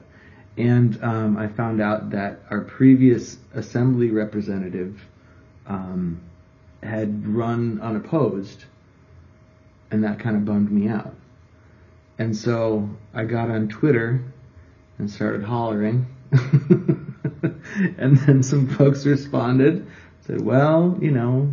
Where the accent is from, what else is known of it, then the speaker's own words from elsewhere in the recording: Minnesota, United States; moved away as an adult; also born or lived in Eau Claire, Wisconsin / Milwaukee, Wisconsin; now in Milwaukee area, United States; I grew up in Minnesota.